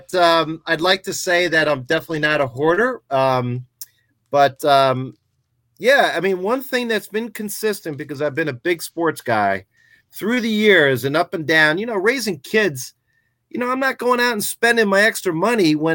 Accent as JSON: {"language": "English", "town": "Poughkeepsie", "region": "New York", "country": "United States", "moved": "as an adult", "lives_now": "North Jersey, United States", "said": "I'm originally from Poughkeepsie, New York"}